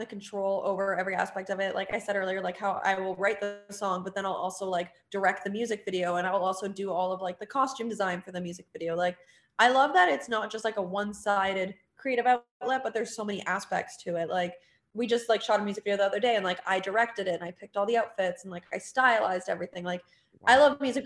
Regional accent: Ontario, Canada; moved away as an adult; now in Florida, United States; in my hometown in Ontario

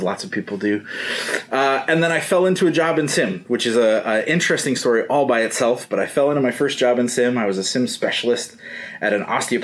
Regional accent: central Iowa, United States; moved away as an adult; also born or lived in Antarctica / Kazakhstan; I grew up in Iowa, a little town in central Iowa

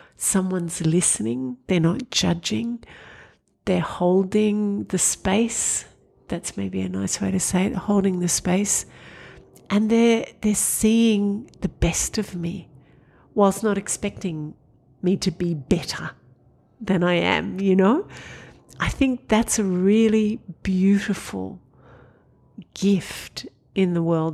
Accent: Sydney, New South Wales, Australia; I grew up in Sydney. I went to Our Lady of Mercy College in Parramatta

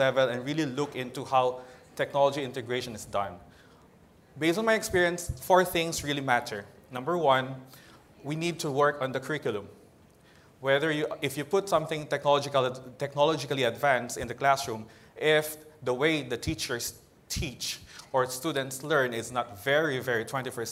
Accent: Philippines; from the Philippines

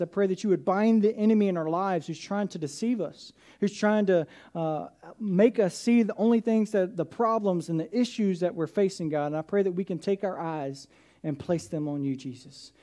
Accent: south of Atlanta, Georgia, United States; I grew up in Atlanta, south of Atlanta

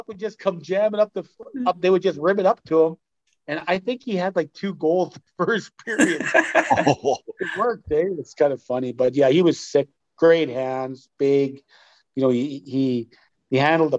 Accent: Saskatchewan, Canada; from my hometown

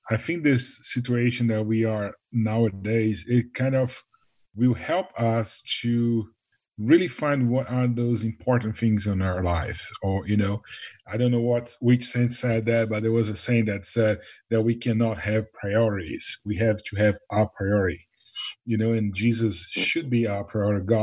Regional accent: Brazil; now in Nashville, United States; born in Brazil, right by the beach and ocean

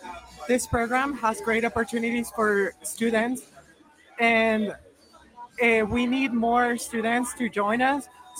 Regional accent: Denver, Colorado, United States; I am from Denver, Colorado. I go to Abraham Lincoln High School.

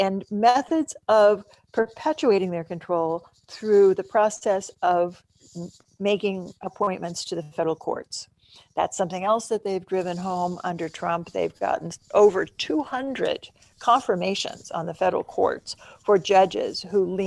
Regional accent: Stillwater, Oklahoma, United States; moved away; also born or lived in Nebraska; my hometown of Stillwater, Oklahoma

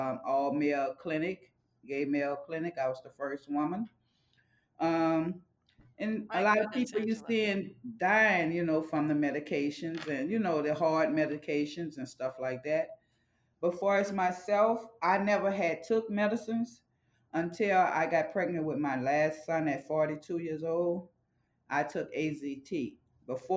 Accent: New Orleans, Louisiana, United States; moved away as an adult; now in Las Vegas, United States; I got diagnosed in New Orleans. That's my home state.

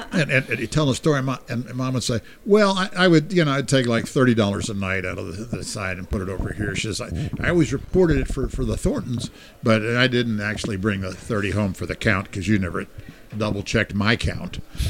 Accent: Hawaii, United States; So I'm from Hawaii … that's for you.

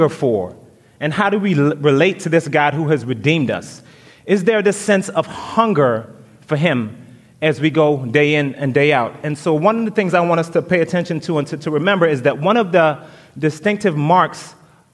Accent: St. Vincent & Grenadines; moved away; the people in St. Vincent, which is my home country

